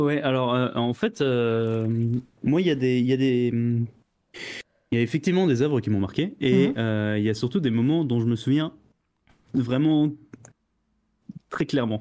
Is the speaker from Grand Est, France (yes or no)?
yes; Alsace, Grand Est, France; j'ai grandi en Alsace